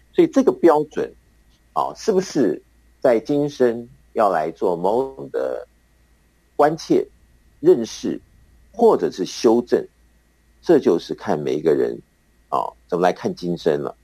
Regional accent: Taiwan; 我们台湾的男生啊，那个出了校门以后就要这个服兵役

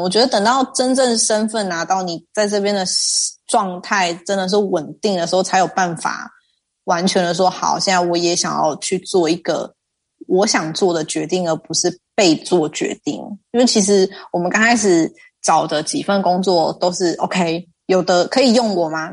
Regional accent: Taiwan; moved away as an adult; now in Netherlands; 如果我现在人在台湾的话

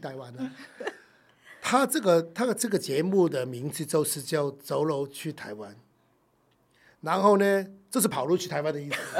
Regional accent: Hong Kong; moved away as an adult; now in Taiwan; 这是我出生的地方啊，永远的故乡

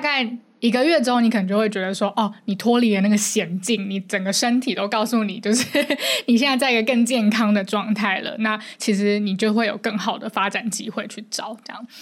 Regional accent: Taipei, Taiwan; 我是台北人，所以我在，我是不用负担房租的

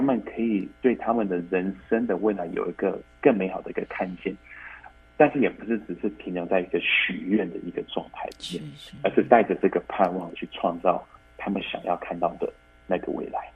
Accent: Taiwan; moved away; 因为我从小是在台湾出生长大，只是小时候读国际的学校，嗯，嗯。啊，在天母的一个国际的学校

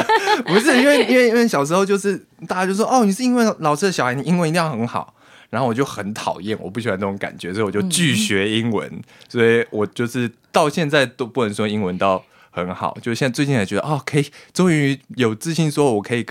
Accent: New Taipei, Taiwan; 没错，土生土长原住民。

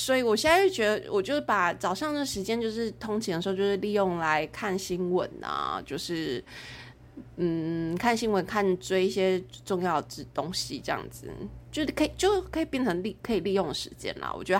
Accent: Taipei, Taiwan; 真的，我跟你讲，我就是台北人，然后去到南部，然后没有红绿灯，我觉得好痛苦

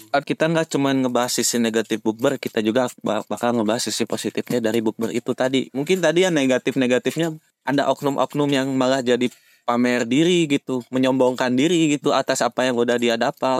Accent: Bandung, West Java, Indonesia; kota asal kami, yaitu kota tercinta, kota Kota Bandung

